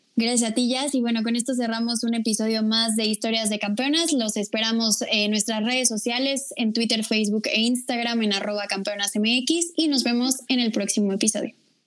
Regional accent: Mexico

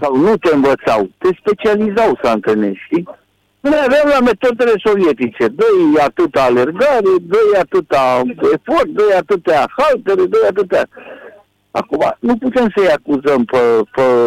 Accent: Romania; sunt român

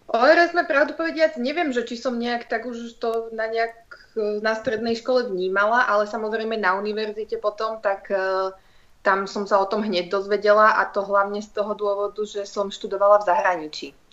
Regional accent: Trenčín, Trenčín Region, Slovakia; also born or lived in Netherlands; ja som z Trenčína

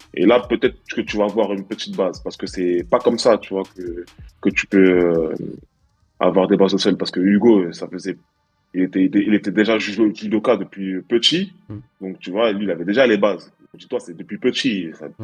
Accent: Stains, Île-de-France, France; j'ai grandi à Stein, mmh. tu vois, dans, dans la cité qui s'appelle le Clos Saint-Lazare. Mmh. En 93

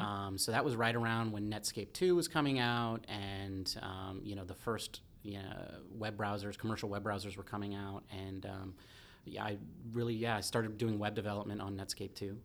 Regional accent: Santa Cruz, California, United States; I grew up in Santa Cruz

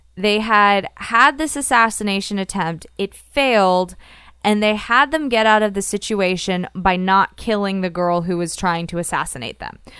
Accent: Florida, United States; growing up in Florida

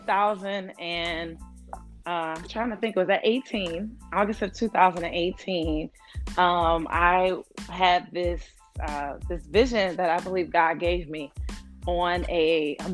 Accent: Chicago, Illinois, United States; moved away as an adult; now in New York, United States; I grew up in Chicago, Illinois. Chi-Town. And I live currently in New York.

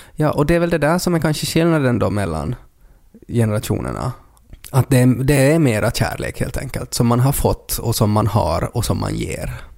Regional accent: Ostrobothnia, Finland; Vi är också från Österbotten

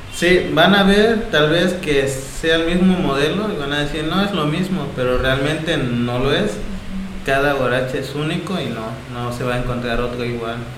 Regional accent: Asunción Ixtaltepec, Oaxaca, Mexico; Soy originario de, de Asunción Saltepec

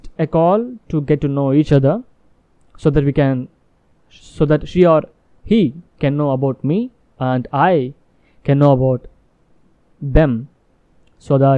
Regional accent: India; English is a second language; I am from India but my business in US

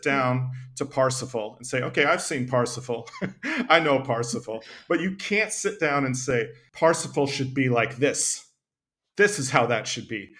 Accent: Tennessee, United States; I grew up in Tennessee

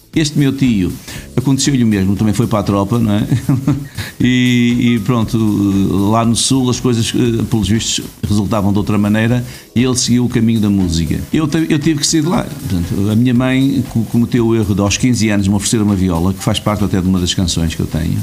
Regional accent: Esposende, Norte, Portugal; moved away; also born or lived in Vila do Conde / Rio Maior; Um homem do Norte, nascido em Vila de Conde, mas criado em Esposende

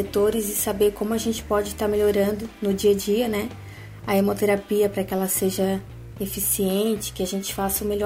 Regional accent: Blumenau, Santa Catarina, Brazil; now in Balneário Camboriú, Brazil; Então, eu sou de Blumenau, Santa Catarina. Eu me formei lá mesmo, numa faculdade particular, a FAMEBLU, e atualmente eu moro em Balneário Camboriú e trabalho aqui mesmo.

